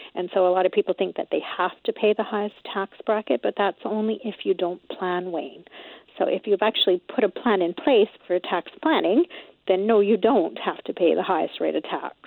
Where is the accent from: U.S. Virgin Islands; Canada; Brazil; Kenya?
Canada; us Canadians